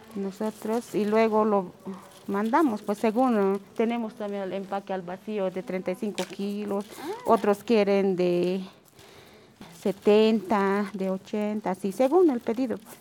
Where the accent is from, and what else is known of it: Bolivia